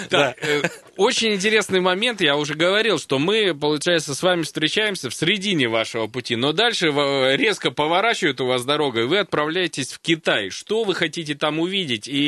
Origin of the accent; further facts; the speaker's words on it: Siberia, Russia; А я вот сейчас не знаю, как сибиряк к этому относиться.